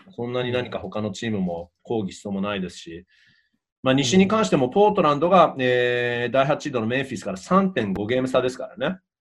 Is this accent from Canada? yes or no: yes; Canada; 自分もカナダ人なのでね